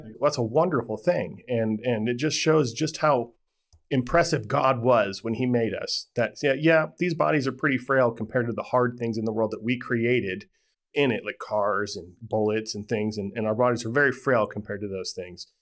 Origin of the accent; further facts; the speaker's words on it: Las Vegas, Nevada, United States; I grew up in Ve-, Vegas